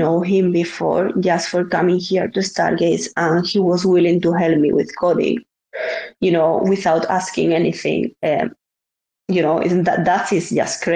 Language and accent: English; Spain; I'm from Spain